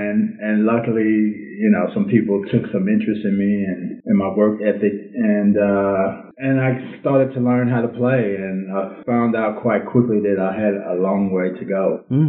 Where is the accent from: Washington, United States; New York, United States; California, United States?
California, United States; Inglewood; also born or lived in South Central Los Angeles; Life at Inglewood was pretty tough, but prior to going to Inglewood High School, I lived in South Central LA.